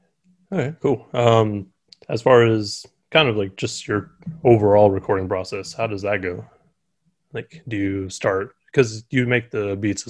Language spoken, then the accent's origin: English; Bay Area, California, United States; especially because he's from my hometown.